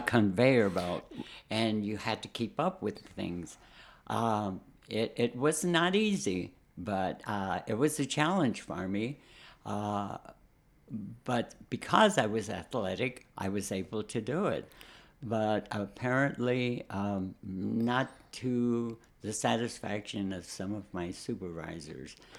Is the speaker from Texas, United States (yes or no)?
yes; San Antonio, Texas, United States; moved away as an adult; also born or lived in Chicago; I'm from Texas. I'm from San Antonio. Uh, never saw snow.